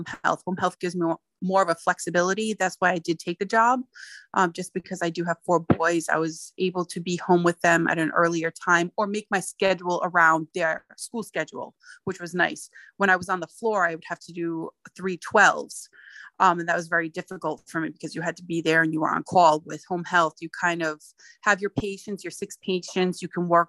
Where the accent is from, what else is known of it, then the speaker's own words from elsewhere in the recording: Rhode Island, United States; moved away as an adult; I was born and raised in Rhode Island.